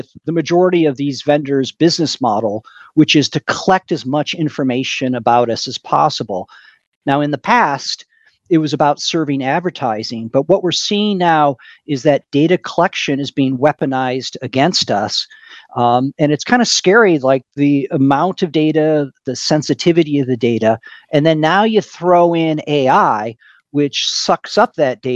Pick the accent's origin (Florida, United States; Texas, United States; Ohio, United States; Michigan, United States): Michigan, United States; moved away as an adult; now in Silicon Valley, United States; I grew up in Michigan